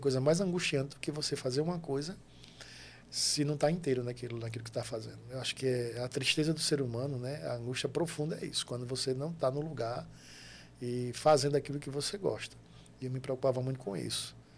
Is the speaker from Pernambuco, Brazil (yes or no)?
yes; Itambé, Pernambuco, Brazil; also born or lived in Pedras de Fogo, Paraíba; Eu sou natural de Itambé, que faz divisa ali com Pedras de Fogo, ali na Paraíba. É a minha cidade de origem